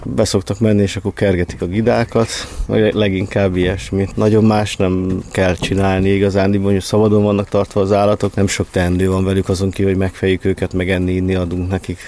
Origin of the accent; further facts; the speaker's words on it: Budapest, Hungary; én Békás vagy Ellen nőttem fel a hetediken lakótelepen.